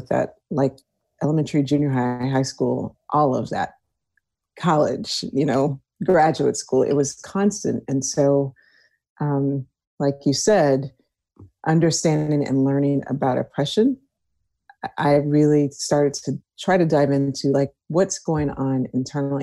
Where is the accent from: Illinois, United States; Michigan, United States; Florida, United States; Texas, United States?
Texas, United States; Houston; I was born and raised in Houston, Texas.